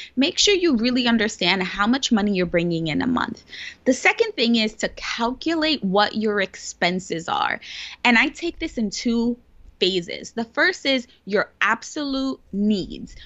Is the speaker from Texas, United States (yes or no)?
no; New York City, New York, United States; I was born and raised in the Bronx, which is one of the poorest boroughs, actually, the poorest borough in New York City